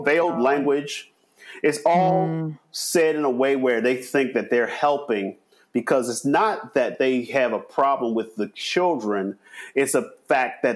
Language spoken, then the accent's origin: English; Baltimore, Maryland, United States; growing up in Baltimore, which is more than 50% Black